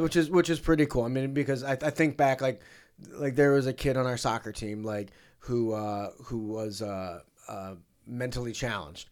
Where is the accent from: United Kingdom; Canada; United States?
United States; St. Louis, Missouri; my hometown team